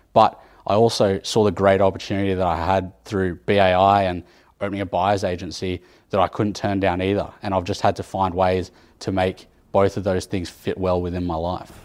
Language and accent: English; Sydney, New South Wales, Australia; now in Canberra, Australia; I did a lot of my time growing up in Sydney